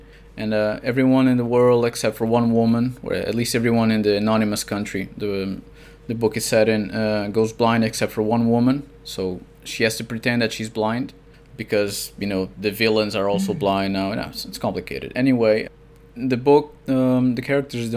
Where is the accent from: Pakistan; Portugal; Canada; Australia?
Portugal; first language Portuguese; English is a second language